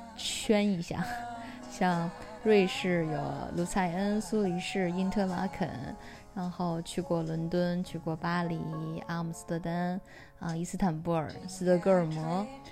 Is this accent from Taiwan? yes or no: no; China; moved away; 我们中国人